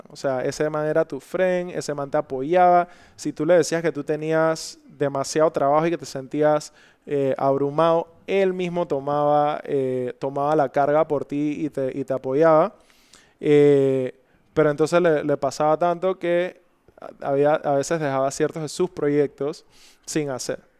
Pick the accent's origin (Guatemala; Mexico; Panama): Panama; me tocó abrir la compañía, una compañía ya existente en mi país